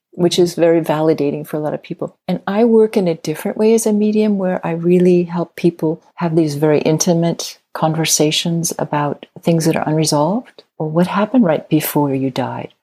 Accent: Midwest, United States; I grew up in the Midwest

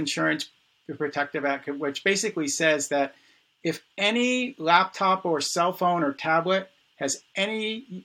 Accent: New York City, New York, United States; I was born in the Bronx

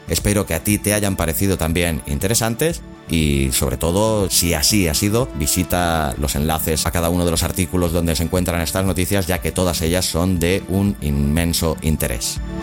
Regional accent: Catalonia, Spain; soy catalán

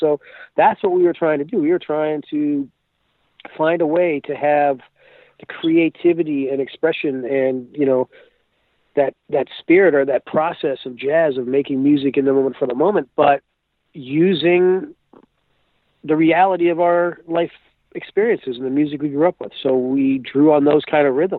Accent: South Florida, United States; I grew up in South Florida

